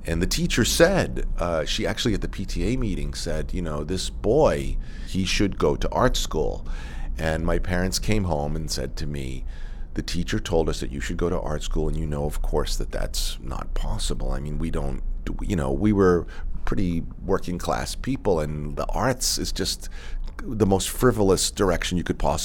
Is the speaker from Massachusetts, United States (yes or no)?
yes; Woburn, Massachusetts, United States; moved away; also born or lived in New York; I grew up in Woburn, Massachusetts, which is about 10 miles northwest of Boston